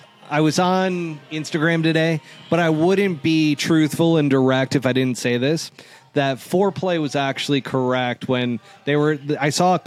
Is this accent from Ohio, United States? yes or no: no; New York City, New York, United States; I'm a New York guy, folks. I'm from New York City